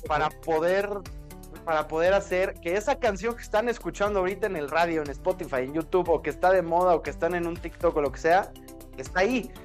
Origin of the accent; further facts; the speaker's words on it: Mexico; nosotros los mexicanos